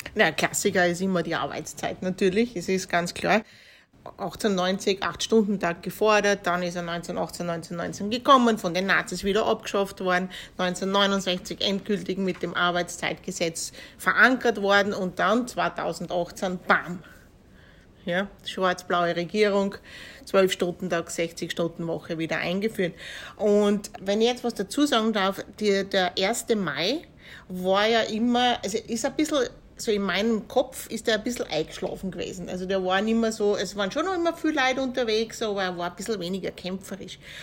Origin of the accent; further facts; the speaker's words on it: Kapfenberg, Styria, Austria; Wie in Kapfenberg, wo ich herkomme